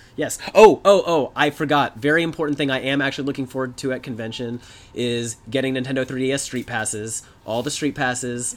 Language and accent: English; Atlanta, Georgia, United States; I was in high school back then because I grew up in the Atlanta area.